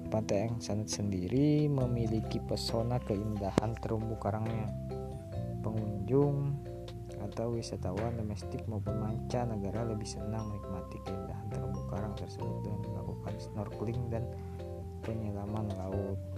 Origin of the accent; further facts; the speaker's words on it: Tanah Bumbu, South Kalimantan, Indonesia; Nah, karena uh, saya berasal dari Kabupaten Tanah Bumbu, ya spesifikasinya lebih ke Tanah Bumbu nantinya.